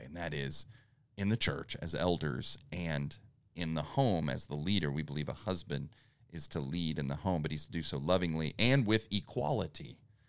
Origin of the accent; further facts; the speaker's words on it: East Texas, United States; We're from East Texas.